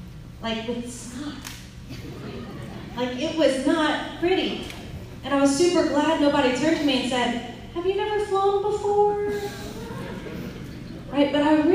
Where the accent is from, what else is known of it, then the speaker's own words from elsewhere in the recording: California, United States; born there; I was born in California, so he drove in from California to come visit with me.